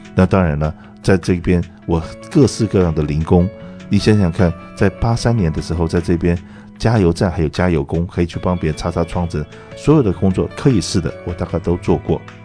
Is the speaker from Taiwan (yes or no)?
yes; Taiwan; moved away as an adult; now in California, United States; 我在台湾出生长大，那我父亲是个军人